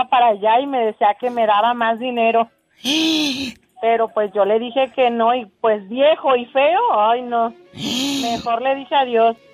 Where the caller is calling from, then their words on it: Tepic, Nayarit, Mexico; De Cetepic, Nayarit.